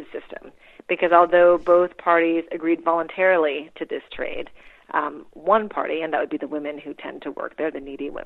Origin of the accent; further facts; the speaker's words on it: Wisconsin, United States; moved away as an adult; also born or lived in Philippines / Princeton, New Jersey / Manhattan, New York; we moved to Wisconsin when I was six in the late 1970s